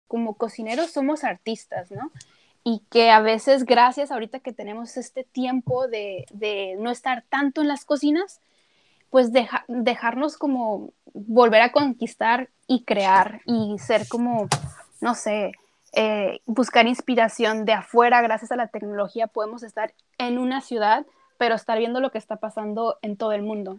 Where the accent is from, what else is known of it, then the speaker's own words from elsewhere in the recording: Tijuana, Baja California, Mexico; moved away as an adult; also born or lived in Mexico City / Madrid; now in Paris, France; nací en el DF, pero mis papás se fueron cuando yo tenía dos años de edad. Entonces realmente soy de Tijuana, puedo decir, norteña